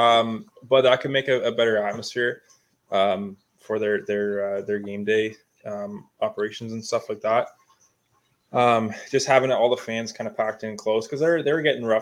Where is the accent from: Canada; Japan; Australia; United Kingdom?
Canada; Ontario; we're from Ontario